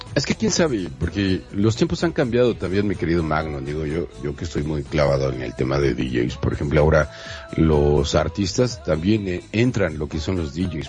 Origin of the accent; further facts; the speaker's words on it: Monterrey, Nuevo León, Mexico; now in Mexico City, Mexico; yo soy de Monterrey